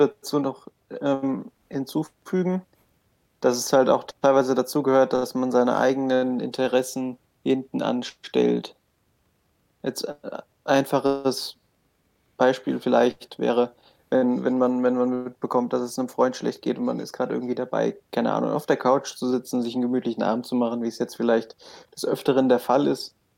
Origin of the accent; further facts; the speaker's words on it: Kölschhausen, Hesse, Germany; ich komme aus Kölschhausen, Dorf mit 800 Einwohnern, da geht nicht viel